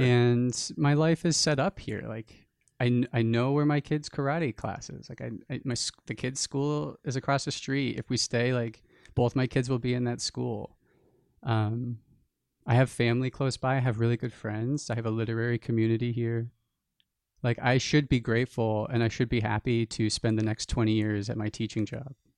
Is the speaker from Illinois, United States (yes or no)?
no; New Jersey, United States; a small town where we grew up in New Jersey